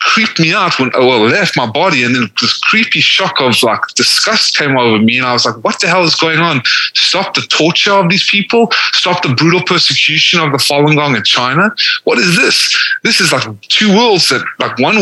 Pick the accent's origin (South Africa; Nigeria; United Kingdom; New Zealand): South Africa; also born or lived in Atlanta, Georgia, United States; now in United States; The only reason I was born in South Africa is because my family that was slaughtered in the Holocaust in Lithuania and Hungary, what was left of them fled to South Africa. I was born. And then I moved to America, into Atlanta, Georgia, in the South.